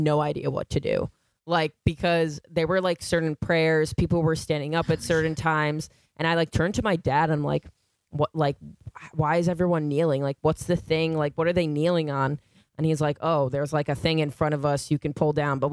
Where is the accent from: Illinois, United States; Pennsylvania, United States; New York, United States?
New York, United States; Syosset; first language English; I actually played basketball at St. Edward's in Syosset, like by the train station